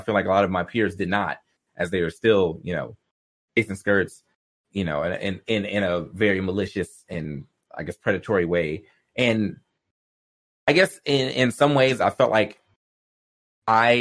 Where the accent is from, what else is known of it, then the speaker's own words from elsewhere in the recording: the South, United States; I grew up in the South